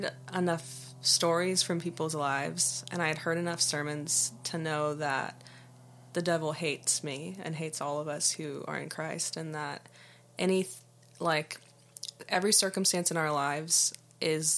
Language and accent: English; Huntington Beach, California, United States; moved away as an adult; also born or lived in Redding, California; now in Isla Vista, United States; I'm from Orange County, California. It's right underneath LA County from Huntington Beach